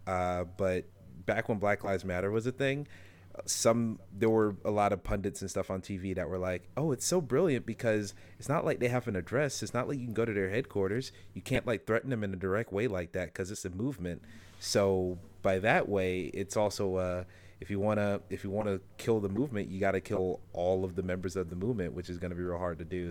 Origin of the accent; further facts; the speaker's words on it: the South, United States; growing up in the South